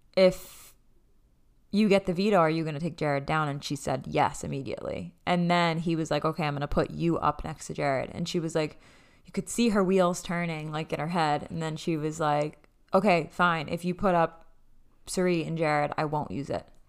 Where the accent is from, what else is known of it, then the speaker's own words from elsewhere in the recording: Massachusetts, United States; we're from Mass